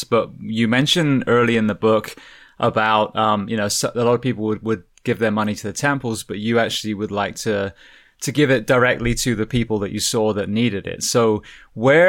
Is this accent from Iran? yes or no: no; United Kingdom; as a Brit